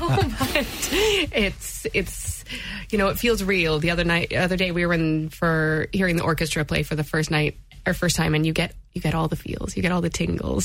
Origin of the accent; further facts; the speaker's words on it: United States; moved away as an adult; now in Limerick, Ireland; I hail from America, and I moved over, and this was the first thing I did when I moved to Limerick